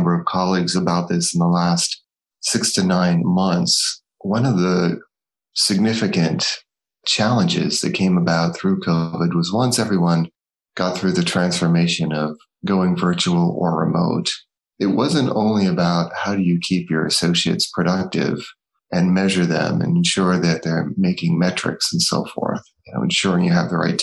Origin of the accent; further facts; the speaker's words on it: Northeast, United States; I'm from the States, born and brought up in the Northeast.